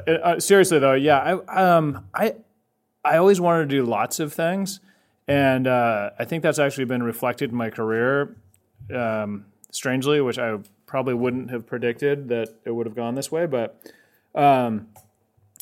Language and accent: English; Irvine, California, United States; also born or lived in San Diego / San Francisco Bay Area; now in Los Angeles, United States; I'm from Orange County, grew up in Irvine, Woodbridge High School